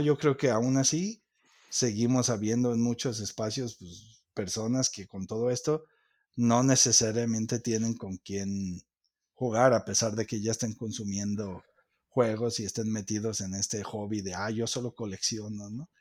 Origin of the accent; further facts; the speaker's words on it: Mexico; somos mexicanos